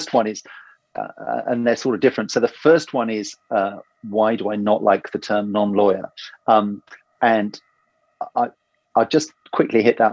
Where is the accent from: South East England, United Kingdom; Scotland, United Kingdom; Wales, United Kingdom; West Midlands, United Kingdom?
South East England, United Kingdom; Oxford; I grew up in Oxford, where there's obviously a very famous university